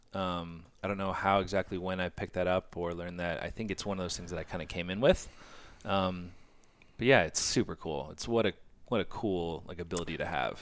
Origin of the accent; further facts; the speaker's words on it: Orange County, Southern California, United States; I grew up in Orange County, so I didn't, like, live in L